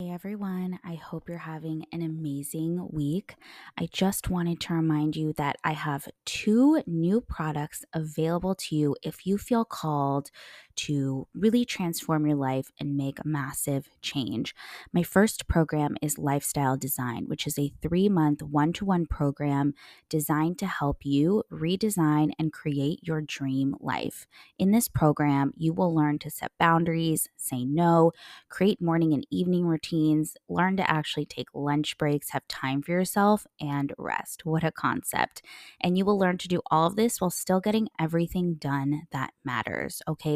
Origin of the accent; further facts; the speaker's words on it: California, United States; moved away; as a Cali girl, I grew up in California